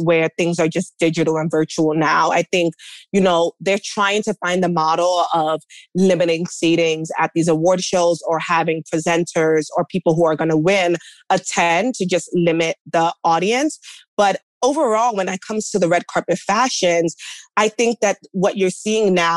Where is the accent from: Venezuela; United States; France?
United States; New York City, New York; I'm a girl from the Bronx, you know, from an immigrant household